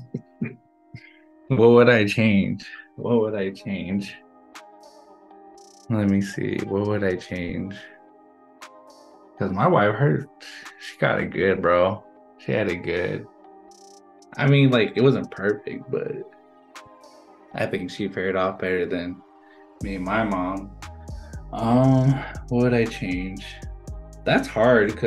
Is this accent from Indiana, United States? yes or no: no; Flagstaff, Arizona, United States; moved away as an adult; I'm from Flagstaff and it snows